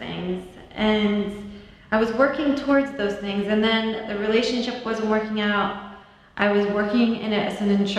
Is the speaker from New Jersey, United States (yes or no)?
yes; New Jersey, United States; I grew up in New Jersey